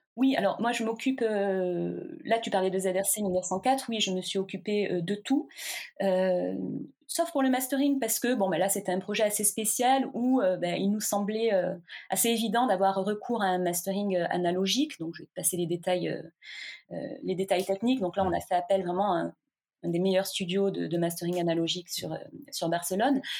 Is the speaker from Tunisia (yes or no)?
no; south of France, France; je viens du sud de la France, je suis née vraiment dans les champs de vigne.